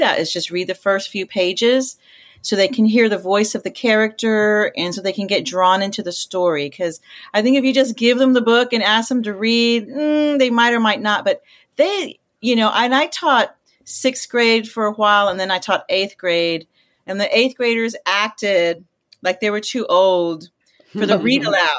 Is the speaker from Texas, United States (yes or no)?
yes; Corpus Christi, Texas, United States; also born or lived in San Antonio, Texas; I was born and raised in Corpus Christi, Texas.